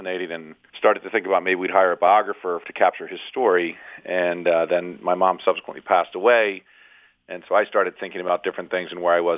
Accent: Philadelphia, Pennsylvania, United States; I was born and raised in Philadelphia

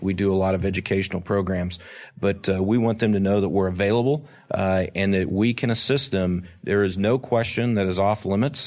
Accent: Tulsa, Oklahoma, United States; I grew up in Tulsa, Oklahoma

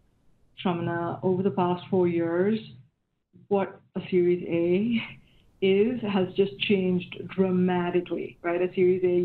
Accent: India; moved away as an adult; now in Silicon Valley, United States; I grew up in India, and I came to the U.S. in 1995 and to Silicon Valley in early 99.

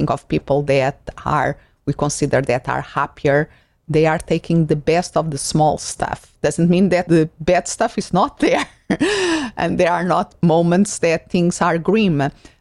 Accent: Portugal; moved away as an adult; also born or lived in Spain / Sunderland, England; now in Arizona, United States; I grown up in Portugal that is a very peaceful and friendly country

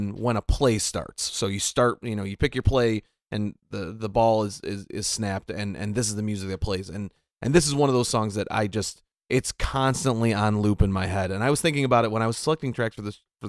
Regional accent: Buffalo, New York, United States; I'm from Buffalo.

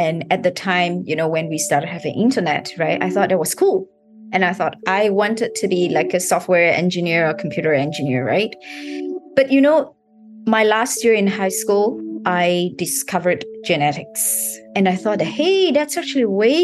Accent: Malaysia; moved away as an adult; now in Singapore; I was born in Malaysia

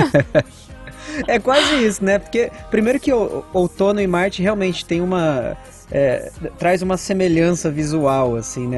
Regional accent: Amparo, São Paulo, Brazil; moved away as an adult; now in São Paulo, Brazil; lá na minha cidade natal, sou de uma cidade pequenininha, chama Amparo

